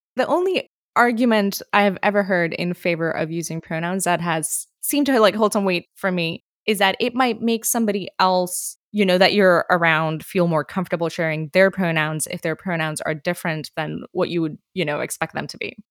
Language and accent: English; India; moved away as an adult; now in United States; I grew up in India, and when I went to the U S